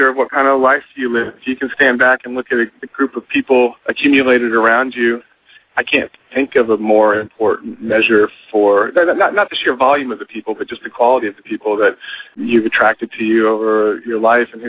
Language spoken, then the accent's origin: English; Austin, Texas, United States; also born or lived in Charlottesville, Virginia; I grew up in Austin, but I'd lived in Charlottesville for about 5 years, and I just moved back to Austin